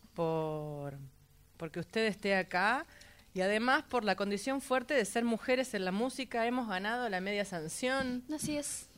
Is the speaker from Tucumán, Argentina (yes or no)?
no; San Nicolás, Buenos Aires Province, Argentina; yo nací en San Nicolás